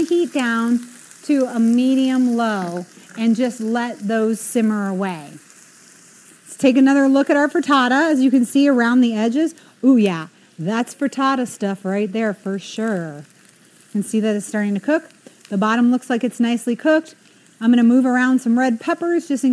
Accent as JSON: {"language": "English", "region": "New England", "country": "United States"}